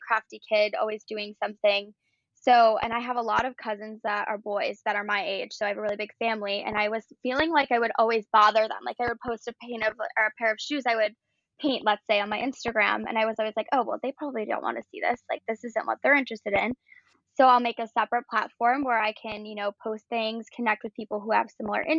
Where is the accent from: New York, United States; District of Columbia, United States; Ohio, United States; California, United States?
New York, United States; Buffalo; I grew up in Buffalo, New York